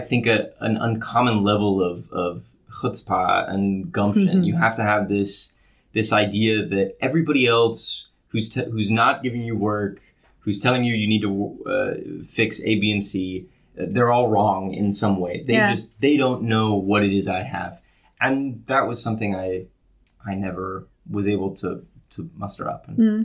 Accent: outside of Los Angeles, Southern California, United States; moved away; also born or lived in Indiana; So I grew up in Southern California, outside of Los Angeles

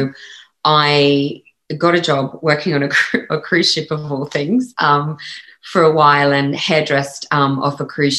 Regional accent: Australia; accent: Australian; moved away; I'm like, actually, no, I'm Australian. And it's quite funny because I think because I've lived more than half of my life outside of Australia now than I have inside Australia. I think my Aussie accent has slightly softened

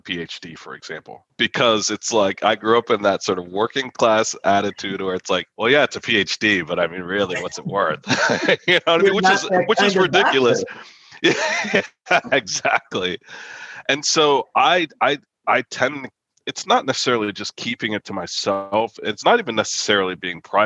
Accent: Philadelphia, Pennsylvania, United States; moved away as an adult; also born or lived in Chicago / Middle East; I grew up just outside of Philadelphia and grew up moving sort of around

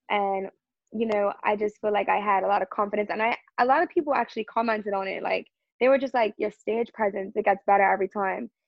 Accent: Bermuda; growing up in Bermuda was it was awesome. Lots of outdoor activities, lots of swimming. You know, I think I had a great childhood here.

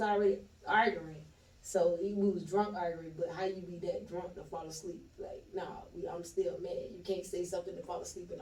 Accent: Jacksonville, Florida, United States; also born or lived in Newnan, Georgia / Coweta County, Georgia; Duval, Florida. That's where I'm originally from

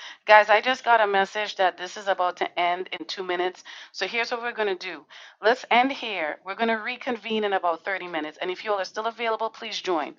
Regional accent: Trinidad & Tobago; now in Connecticut, United States; I come from Trinidad and Tobago, just so you all know, a little country

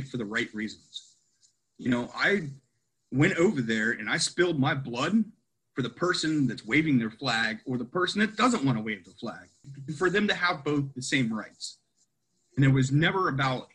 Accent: Ohio, United States; I grew up a poor farm kid in Ohio.

